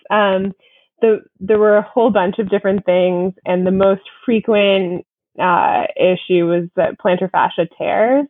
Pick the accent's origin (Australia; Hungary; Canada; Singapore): Canada; I am a pro from Canada